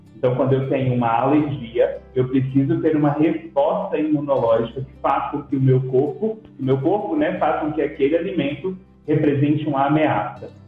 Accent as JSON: {"language": "Portuguese", "town": "Lagamar", "region": "Minas Gerais", "country": "Brazil", "also_born_or_lived": "Passos", "moved": "as an adult", "lives_now": "Brasília, Brazil", "said": "Sou mineiro de Lagamar, uma cidadezinha próxima a Patos de Minas"}